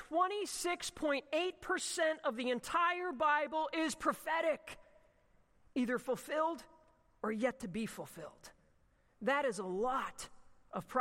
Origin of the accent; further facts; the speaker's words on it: Ocean City, United States; growing up at the Atlantic Ocean where I grew up in Ocean City.